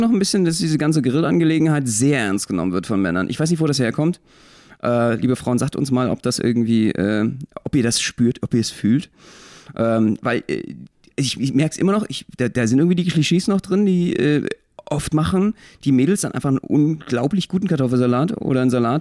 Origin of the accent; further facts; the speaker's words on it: Berlin, Germany; ich als Berliner